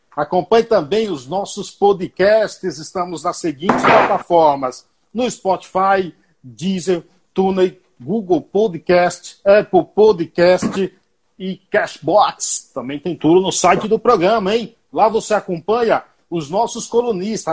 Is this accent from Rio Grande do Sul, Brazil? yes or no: no; Paiaiá, Nova Soure, Bahia, Brazil; moved away; O meu Paiaiá, lá na Bahia, município de Nova Açores, tem 600 habitantes